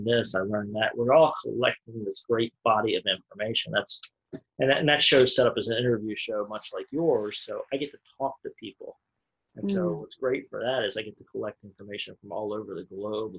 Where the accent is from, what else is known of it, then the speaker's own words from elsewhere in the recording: United States; I'm sitting here as an American citizen